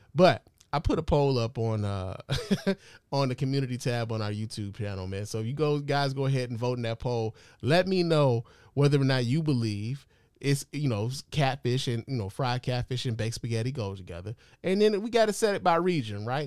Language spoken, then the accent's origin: English; Chicago, Illinois, United States; I'm from Chicago